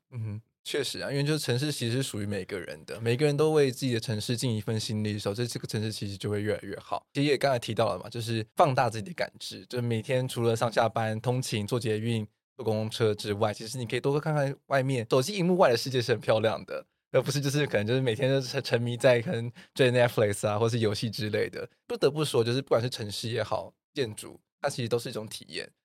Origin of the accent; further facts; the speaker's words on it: Taiwan; 我们台湾人